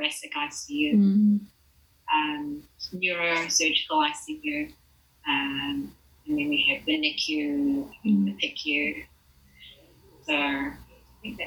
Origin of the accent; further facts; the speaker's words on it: Hastings, Hawke's Bay, New Zealand; moved away as an adult; also born or lived in Melbourne, Australia / Palmerston North, New Zealand; now in New York, United States; I'm from Hastings, so I moved home for 4 months